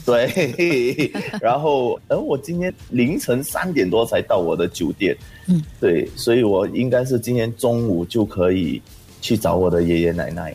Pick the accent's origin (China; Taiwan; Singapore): Singapore; also born or lived in Johor, Malaysia; 我们新加坡旅客